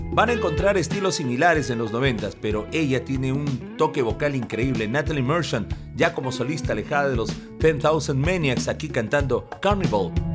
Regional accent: Peru; nos enviaron a representar a Perú como uno de los invitados de la prensa peruana

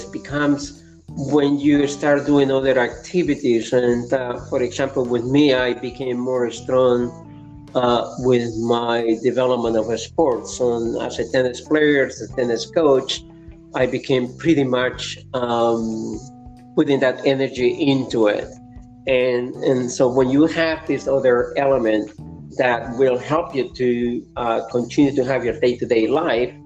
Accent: Lima, Peru; English is a second language; moved away as an adult; now in Canada; I was growing up in Lima, Peru

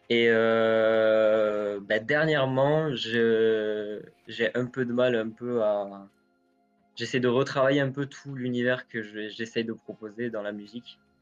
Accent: near Cap d'Agde, Occitania, France; Moi, je suis du sud de la France, à côté du Cap d'Agde

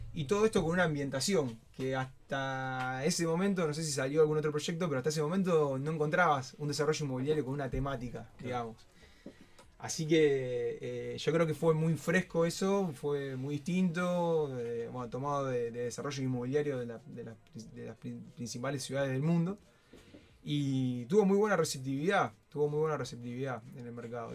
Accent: Soldini, Santa Fe, Argentina; somos una familia de Soldini

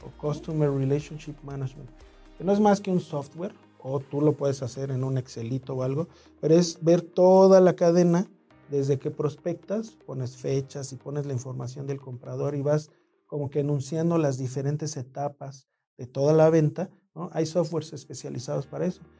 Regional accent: Mexico City, Mexico; nací en el DF

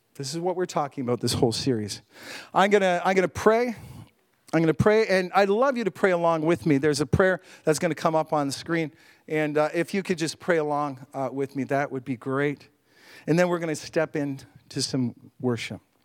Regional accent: Canada; as a Canadian

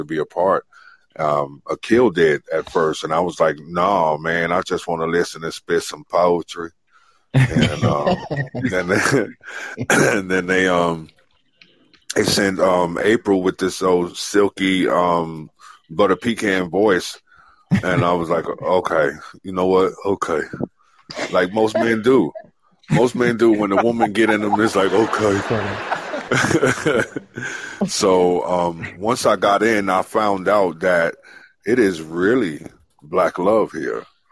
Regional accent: New York City, New York, United States; I'm born and raised in the Bronx, New York City

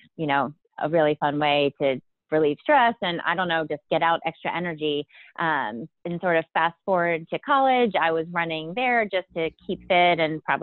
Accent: Pennsylvania, United States; moved away as an adult; also born or lived in Amherst, Massachusetts / San Francisco; now in Portland, United States; I grew up in Pennsylvania, and I went to college at the University of Massachusetts in Amherst

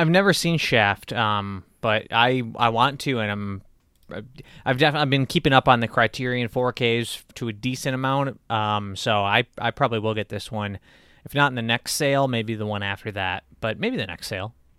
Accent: Michigan, United States; my home state

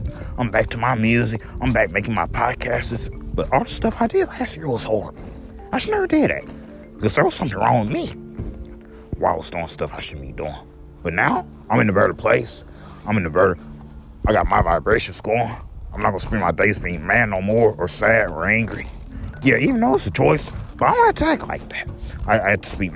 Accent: United States; I love our country. I love our country. Because I'm an American

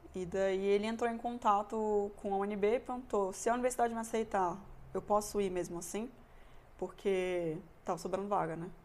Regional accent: Brasília, Federal District, Brazil; moved away as an adult; also born or lived in Bochum, Germany / Munich, Germany; now in Germany; eu sou de Brasília

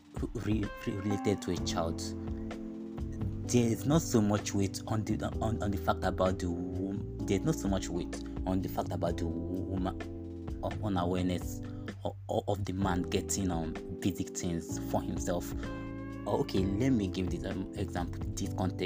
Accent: Nigeria; I'm a Nigerian

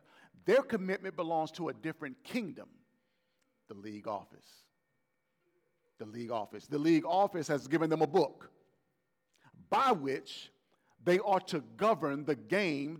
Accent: Gulf Coast, United States; I'm from the Gulf Coast, and my family is rooted with the New Orleans Saints

